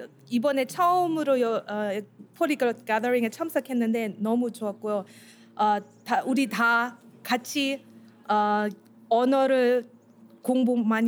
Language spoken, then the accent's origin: English; Germany; I'm second generation, meaning my parents came from Korea to Germany. I was born in Germany, raised up.